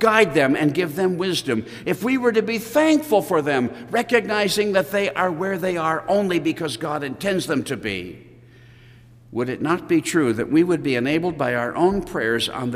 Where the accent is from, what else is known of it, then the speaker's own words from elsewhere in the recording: United States; as American Christians